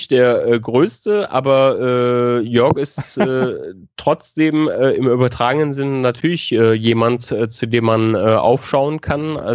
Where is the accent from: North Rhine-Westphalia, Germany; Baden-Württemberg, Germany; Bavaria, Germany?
North Rhine-Westphalia, Germany; now in Munich, Germany; Also ich komme aus der Nähe von Köln, das äh, hast du richtig in Erinnerung. Ähm, und ich werde nicht in die Heimat äh, zurückgehen. Ich werde in äh, München bleiben.